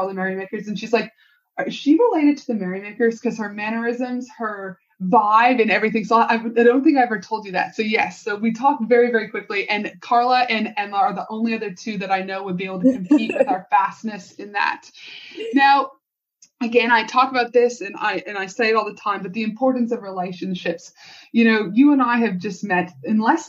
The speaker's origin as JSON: {"language": "English", "region": "Alberta", "country": "Canada", "tie": "born or raised there", "moved": "yes", "lives_now": "Australia", "said": "growing up in Canada and Banff and Jasper, the Rocky Mountains"}